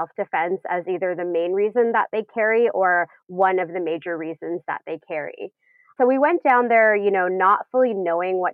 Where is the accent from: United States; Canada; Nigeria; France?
Canada; I'm Canadian and here we're not allowed to carry for self-defense